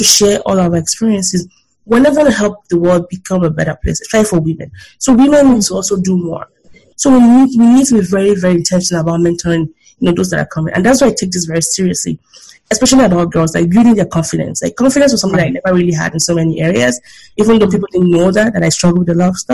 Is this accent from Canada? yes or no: no; Nigeria; now in United States; I'm proudly Nigerian